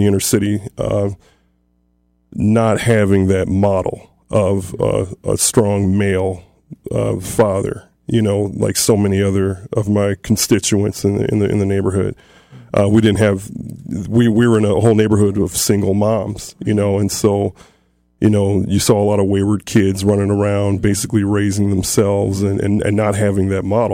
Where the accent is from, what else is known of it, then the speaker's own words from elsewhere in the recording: Toledo, Ohio, United States; I grew up basically in South Toledo, in the inner city